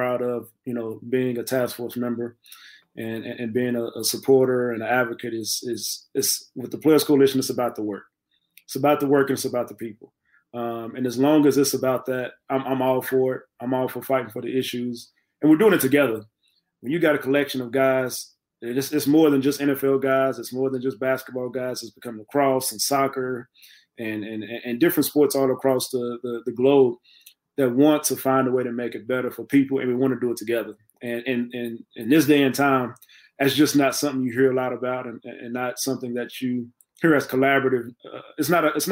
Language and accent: English; Texas, United States; I'm from Texas